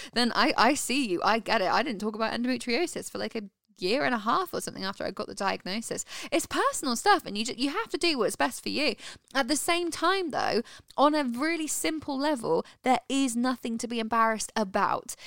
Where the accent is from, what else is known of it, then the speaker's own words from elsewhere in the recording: United Kingdom; And in the UK, so where we're from